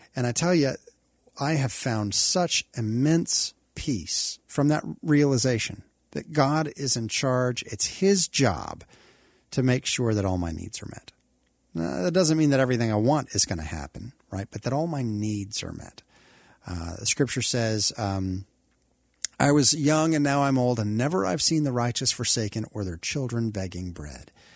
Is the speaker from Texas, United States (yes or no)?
yes; Texas, United States; moved away as an adult; also born or lived in Kentucky / Oklahoma; I love Texas because I grew up here